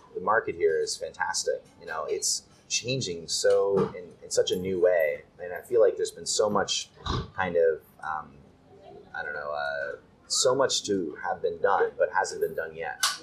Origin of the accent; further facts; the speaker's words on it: United States; moved away as an adult; now in Japan; as an American